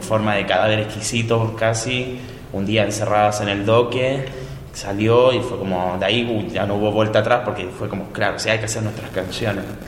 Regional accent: Chile; moved away; yo de chico, yo soy de Chile, en mi barrio

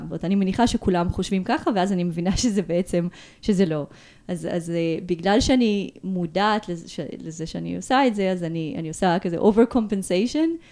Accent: Ashdod, Southern District, Israel; moved away as an adult; also born or lived in Moldova / Tel Aviv, Israel; now in Barcelona, Spain; נולדתי במולדובה. עליתי לארץ בגיל שמונה, גדלתי באשדוד

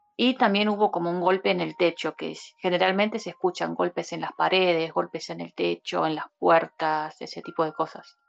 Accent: Buenos Aires, Argentina; moved away as an adult; now in Córdoba, Argentina; vivo en Córdoba Capital hace 9 eh, soy de Buenos Aires

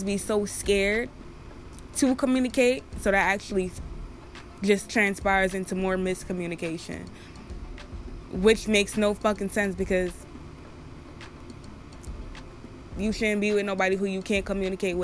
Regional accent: Jamaica; accent: Jamaican; I'm Jamaican, so y'all probably hear my accent come out a little pin

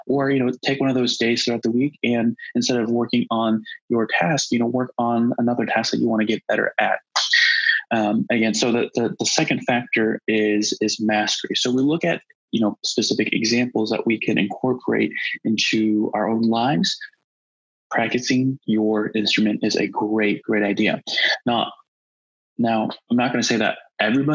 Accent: United States; growing up as Asian American

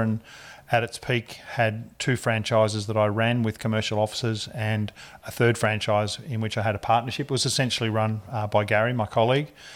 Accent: Ballarat, Victoria, Australia; moved away as an adult; now in Richmond, Australia; I grew up in Ballarat in Victoria

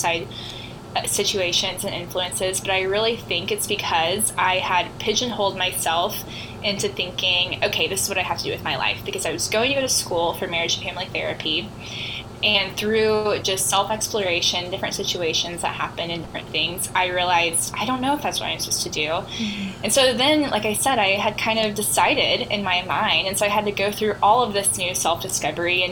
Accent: the Ozarks, United States; I am from the Ozarks

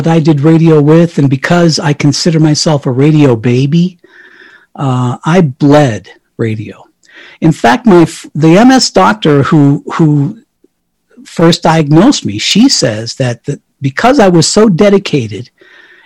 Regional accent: Colorado, United States; moved away; my hometown in Colorado where my mommy is

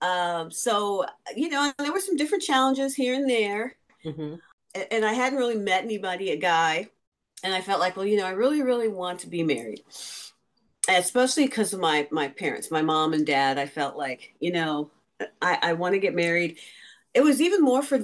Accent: St. Louis, Missouri, United States; moved away as an adult; also born or lived in New York City / California; I'm from St. Louis originally, but I was in New York for college

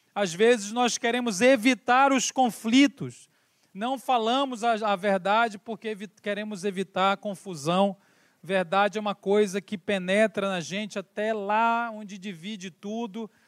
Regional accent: Belém, Pará, Brazil; now in São Paulo, Brazil; Viemos lá do Brasil, moramos em São Paulo, mas somos lá de Belém do Pará, no norte do Brasil

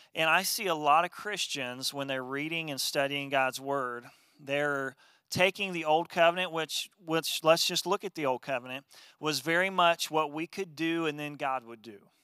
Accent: Wabash, Indiana, United States; growing up in my hometown of Wabash, Indiana

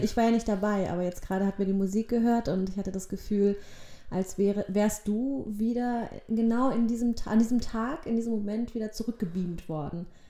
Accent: Germany; also born or lived in Poland; ich war ein Jahr alt, als wir dann nach Deutschland gekommen sind

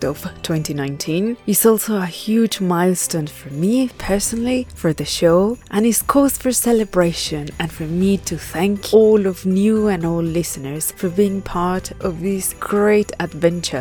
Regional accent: Mexico; I come from Mexico

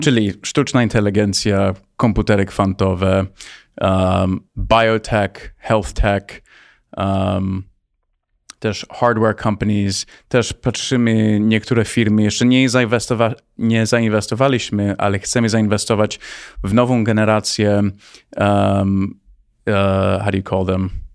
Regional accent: United States; moved away as an adult; also born or lived in Poland / Palo Alto, California; now in Warsaw, Poland; urodziłem się w Polsce. Miałem 9 miesięcy, jak wyjechałem do Stanów i wróciłem 3 lata temu

